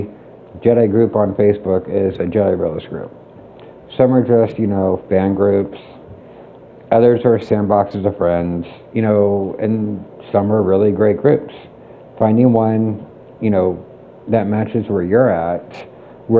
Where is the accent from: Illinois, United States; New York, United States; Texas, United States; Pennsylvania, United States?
Pennsylvania, United States; Pittsburgh; moved away; I'm from Pittsburgh